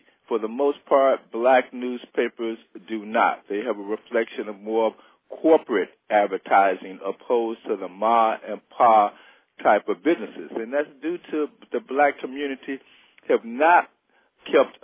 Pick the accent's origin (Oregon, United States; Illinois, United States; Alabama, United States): Illinois, United States; Chicago; also born or lived in Los Angeles; raised in many different parts of Chicago, mainly known for growing up in Robert Taylor Homes on 53rd and State Street